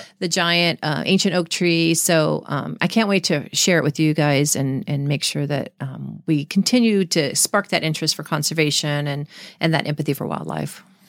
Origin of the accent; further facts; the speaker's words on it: San Diego, California, United States; also born or lived in Florida; I grew up in San Diego since I was about eight years old